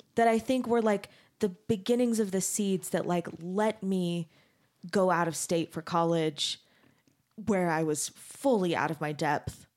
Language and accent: English; Mesa, Arizona, United States; I grew up in Mesa, Arizona